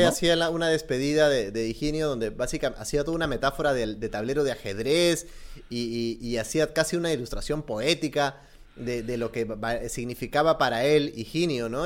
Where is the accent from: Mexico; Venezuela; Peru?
Peru; nosotros como peruanos